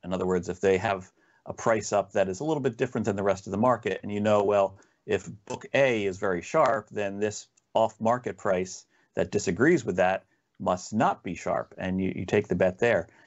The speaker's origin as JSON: {"language": "English", "region": "New Jersey", "country": "United States", "tie": "born or raised there", "said": "I'm born and raised in South Jersey. And, uh, so I've kinda grown up around the Philadelphia area"}